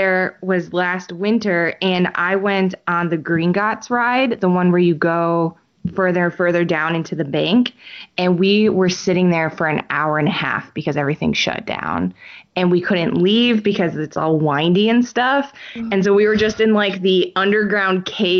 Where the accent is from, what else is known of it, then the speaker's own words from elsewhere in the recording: Chicago, Illinois, United States; I'm from Chicago